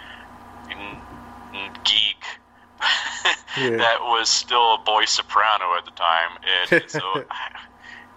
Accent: Alabama, United States; moved away as an adult; also born or lived in New York City; when I was in my high school at Grissom

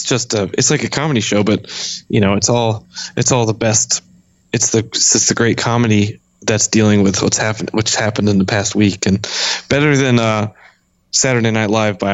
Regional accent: Framingham, Massachusetts, United States; moved away; I grew up in Boston

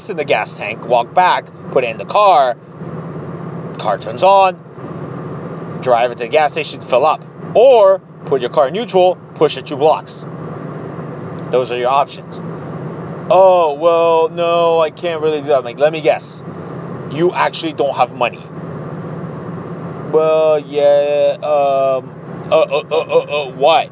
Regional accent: Ohio, United States; I'm from Ohio

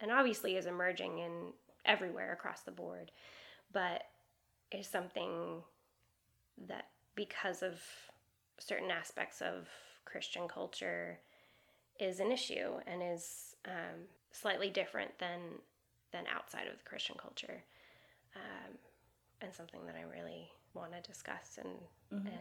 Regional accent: Seattle, Washington, United States; moved away as an adult; also born or lived in Madrid, Spain / Prague, Czech Republic; now in Los Angeles, United States; I grew up in Seattle, Washington, and then moved to Madrid, Spain with my parents when I was 16

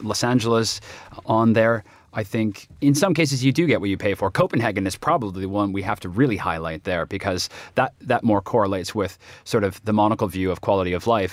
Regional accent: Toronto, Ontario, Canada; my hometown, Toronto

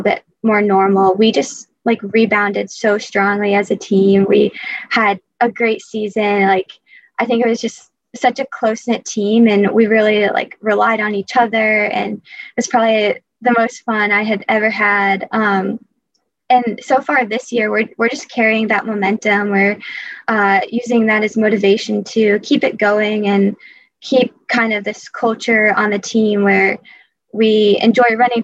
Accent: Portsmouth, Rhode Island, United States; I'm from Portsmouth, Rhode Island

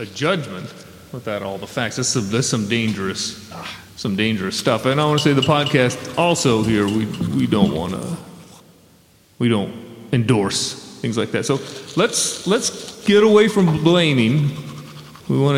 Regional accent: Cincinnati, Ohio, United States; now in Eastern Washington, United States; I grew up mostly, you know, near the Cincinnati area

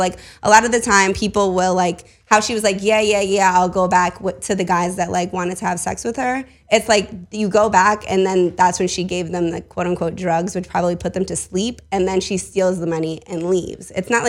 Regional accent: tri-state area, United States; Okay, so I'm from the Tri-State.

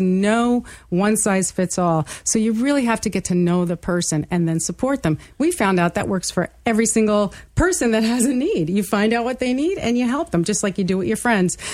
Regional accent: New York City, New York, United States; I grew up in Brooklyn, New York

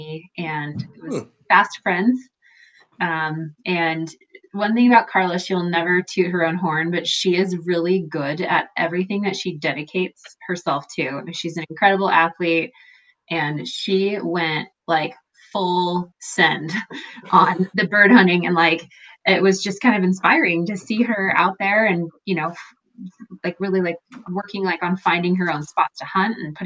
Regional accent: Seattle, Washington, United States; moved away as an adult; also born or lived in Cle Elum, Washington; now in Central Oregon, United States; I'm originally from the Seattle area, and spent a lot of my younger years in central Washington

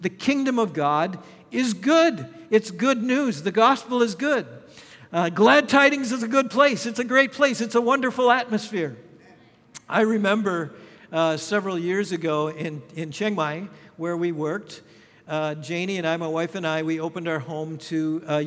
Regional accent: Minnesota, United States; moved away; also born or lived in Thailand; my home state of Minnesota

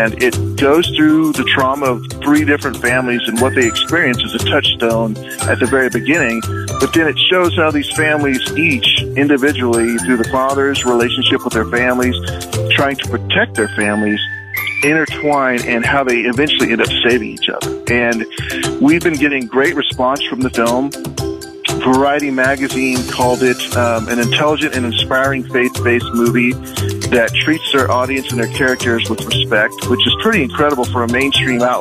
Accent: Liberal, Kansas, United States; growing up in Liberal, back when I was young, we didn't have the internet.

